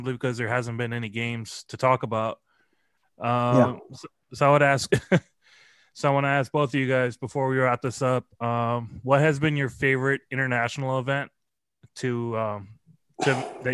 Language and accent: English; United States; the American that was that traveled to play